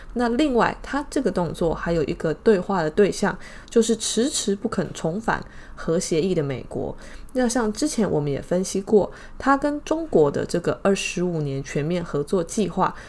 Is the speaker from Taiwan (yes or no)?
yes; Taiwan; 我们台湾这边的新闻啊